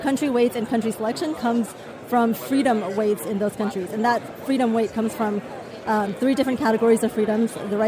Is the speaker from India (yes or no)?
no; China; also born or lived in United States; So I grew up in China, and I grew up, half in China, half in the U.S.